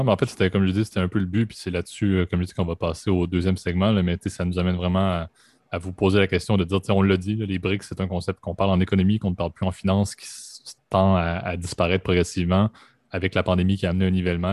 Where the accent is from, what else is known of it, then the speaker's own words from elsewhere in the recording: Quebec, Canada; en tant que bon Québécois que je suis